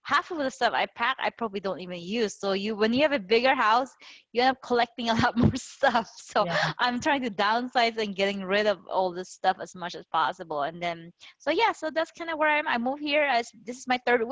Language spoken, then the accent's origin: English; Philippines; moved away as an adult; also born or lived in Bay Area, California, United States; now in Las Vegas, United States; I'm Chinese. I was born and raised in the Philippines, and then I immigrated there back in 2000